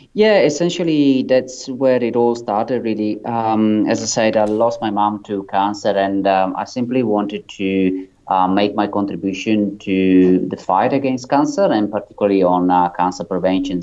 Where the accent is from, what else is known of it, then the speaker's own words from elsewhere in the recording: Italy; moved away as an adult; now in Sydney, Australia; as you can probably tell from my accent, I'm um, I'm not um, from Australia. I'm originally from Italy, and I moved to Australia in 2008